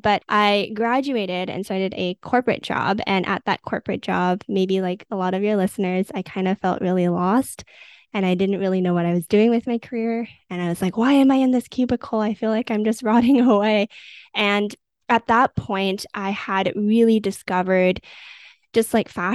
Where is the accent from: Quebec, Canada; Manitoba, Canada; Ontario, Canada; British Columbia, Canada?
British Columbia, Canada; Vancouver; I grew up in Vancouver, Canada